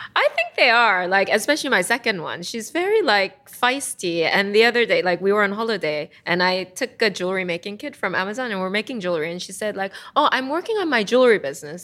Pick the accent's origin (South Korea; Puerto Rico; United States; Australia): South Korea; moved away; Because I'm from Korea